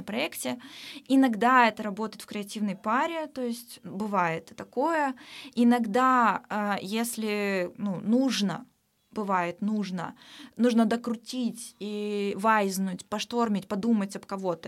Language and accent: Russian; Omsk, Omsk Oblast, Russia; moved away as an adult; now in Saint Petersburg, Russia; в Омске, в моем родном городе